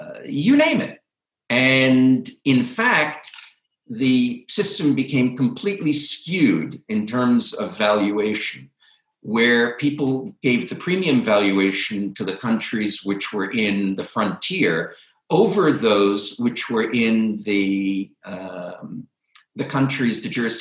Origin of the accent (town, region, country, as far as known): United States